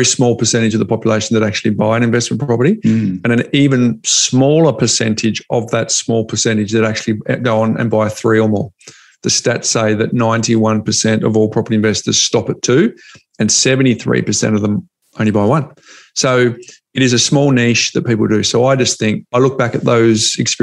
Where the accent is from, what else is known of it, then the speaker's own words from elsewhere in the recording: Perth, Western Australia, Australia; growing up in Perth